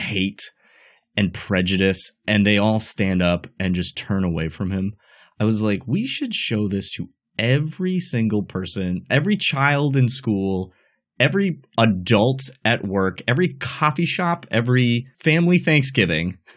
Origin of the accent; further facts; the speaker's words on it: United States; As an American